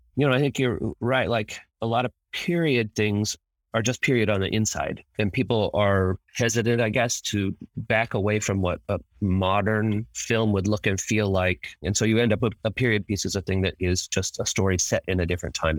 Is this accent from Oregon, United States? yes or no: yes; Eugene, Oregon, United States; I was growing up in Eugene, Oregon, and went to the U of O for a while